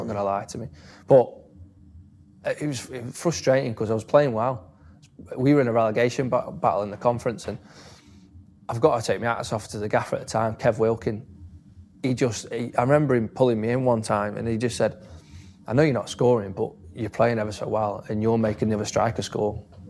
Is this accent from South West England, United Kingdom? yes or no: no; Stoke-on-Trent, West Midlands, United Kingdom; I was from Stoke.